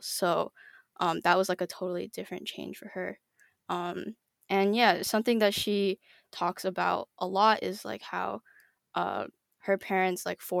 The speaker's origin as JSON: {"language": "English", "region": "British Columbia", "country": "Canada", "tie": "born there", "said": "my dad went to UBC for his PhD, and so I was born there."}